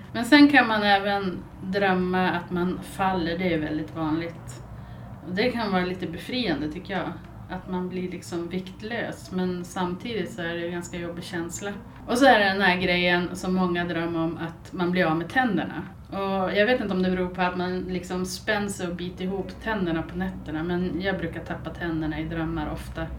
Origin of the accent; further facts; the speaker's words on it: Byske, Västerbotten County, Sweden; moved away as an adult; also born or lived in Malmö / Gothenburg / Alingsås; now in Skellefteå, Sweden; Sen har jag flyttat tillbaks till Byske där jag är född och uppvuxen och sen hamnade jag i Skellefteå igen